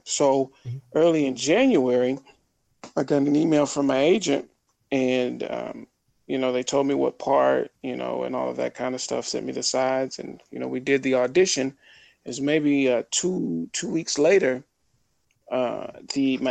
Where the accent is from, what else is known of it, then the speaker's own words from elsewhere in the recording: Little Rock, Arkansas, United States; I grew up in Little Rock, Arkansas